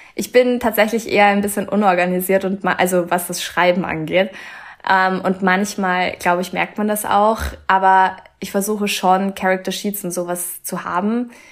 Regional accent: Austria; bei uns in Österreich

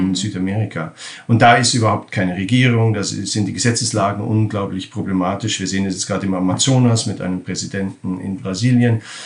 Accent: Germany; now in Netherlands; ich bin in Deutschland aufgewachsen

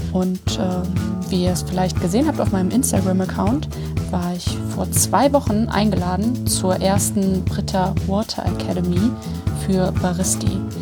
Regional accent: Germany; also born or lived in Hamburg; now in Cologne, Germany; ich habe auch, als ich in Hamburg gelebt habe, gesagt, dass ich aus Köln komme und ich komme aus der Eifel

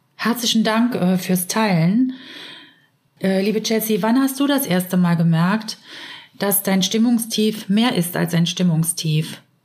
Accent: near Trier, Rhineland-Palatinate, Germany; ich komme aus der Nähe von Trier

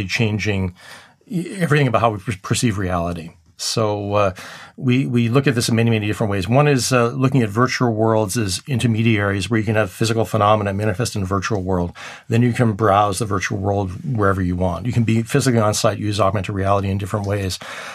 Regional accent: Somerville, Massachusetts, United States; moved away as an adult; also born or lived in Medford, Massachusetts / Geneva / Zurich; I was just a kid growing up in Somerville, Medford, Massachusetts

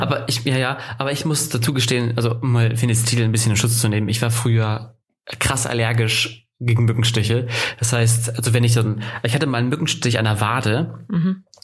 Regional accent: Northern Germany, Germany; now in Ansbach, Germany; da oute ich mich ja sofort als Norddeutscher

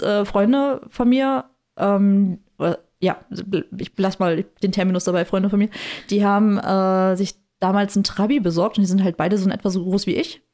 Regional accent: the East, East Germany, Germany; ich bin halt auch im Osten groß geworden

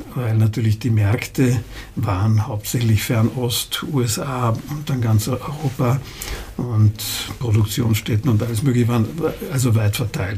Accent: Hohenems, Vorarlberg, Austria; also born or lived in Vienna; weil ich bin ja in Vorarlberg hauptsächlich aufgewachsen. Mit fünf Jahren kamen, kamen wir von Wien nach Hohenems

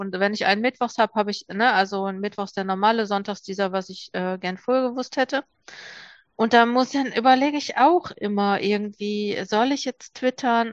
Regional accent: Ruhr area, North Rhine-Westphalia, Germany; Ich komme jetzt aus dem Ruhrgebiet

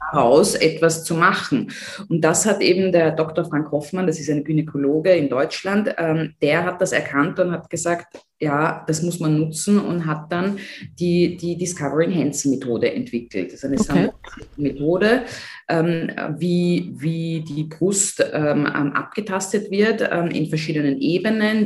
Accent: Austria; bei uns in Österreich

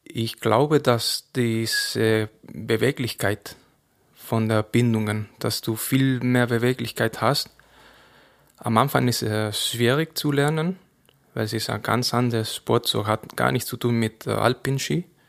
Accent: Cazorla, Andalusia, Spain; first language Spanish; German is a second language; moved away as an adult; also born or lived in Granada; now in Andelsbuch, Austria; wo ich geboren bin in Cazorla, im Winter ist es sehr kalt

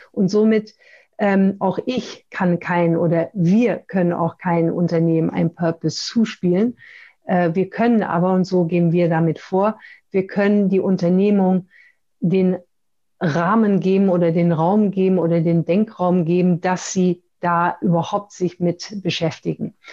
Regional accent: Pakistan; born there; Ich bin in Pakistan geboren, obwohl in einer deutschen Familie.

